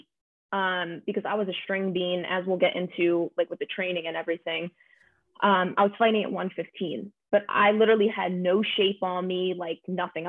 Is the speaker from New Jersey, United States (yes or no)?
yes; New Jersey, United States; now in California, United States; growing up in New Jersey